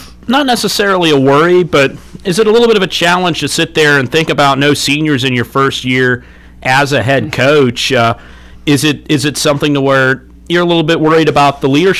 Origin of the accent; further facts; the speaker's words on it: Northwest Ohio, United States; moved away; I'm from Northwest Ohio, where we got it even worse up there